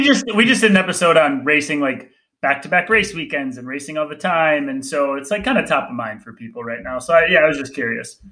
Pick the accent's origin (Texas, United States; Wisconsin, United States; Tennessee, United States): Wisconsin, United States; Green Bay; I grew up in Green Bay, Wisconsin